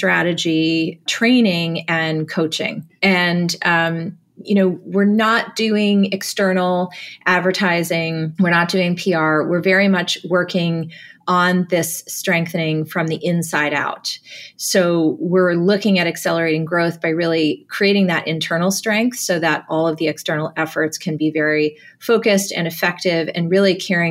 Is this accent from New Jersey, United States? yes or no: yes; New Jersey, United States; I was born and raised in New Jersey